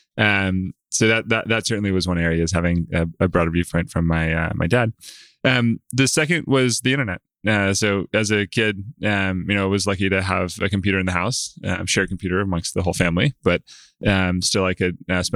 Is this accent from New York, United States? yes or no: no; Clemmons, North Carolina, United States; I grew up in Central North Carolina. Small town, kind of outside